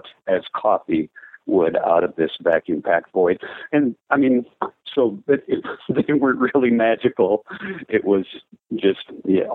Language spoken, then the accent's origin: English; Minnesota, United States; moved away as an adult; now in Nashville, United States; I played in rock bands growing up in high school. I moved to Nashville from Minnesota